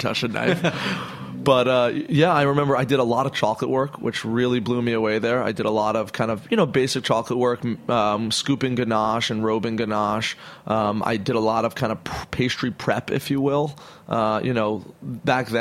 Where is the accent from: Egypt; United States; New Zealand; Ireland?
United States; Hudson Valley, New York; also born or lived in Brooklyn, New York; we lived up in the Hudson Valley because when I was about 8, we moved up to Hudson Valley from Brooklyn